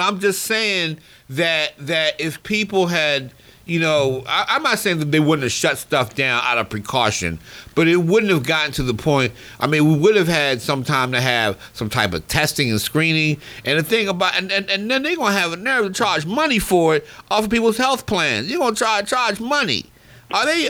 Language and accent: English; Baltimore, Maryland, United States; growing up in Baltimore, you know, at the at the old ballpark, Memorial Stadium